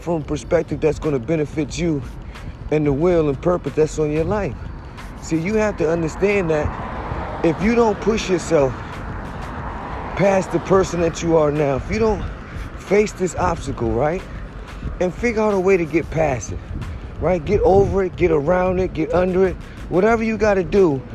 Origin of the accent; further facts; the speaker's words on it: New Haven, Connecticut, United States; I'm from New Haven